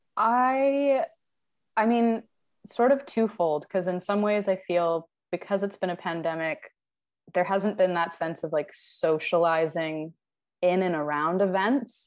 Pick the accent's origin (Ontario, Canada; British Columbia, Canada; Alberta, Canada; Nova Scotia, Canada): British Columbia, Canada; Vancouver; also born or lived in Toronto; I'm from Vancouver, but all of my like university connections and friendships are mostly based in Toronto